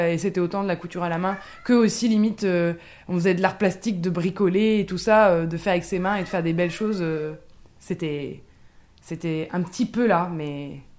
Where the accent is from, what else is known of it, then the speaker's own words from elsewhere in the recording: Ardennes, Meuse valley, Grand Est, France; j'ai grandi dans les Ardennes, dans la vallée de la Meuse, donc c'est la campagne version un petit peu de montagne quand même.